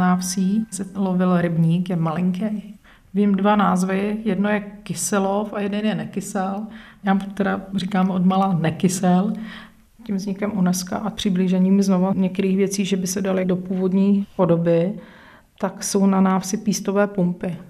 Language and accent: Czech; Holašovice, South Bohemian Region, Czechia; Je to moje rodná obec.